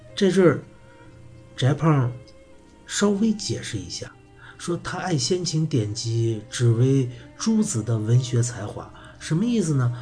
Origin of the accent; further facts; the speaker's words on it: China; 我们中国人依然把孔子当作自己人生的典范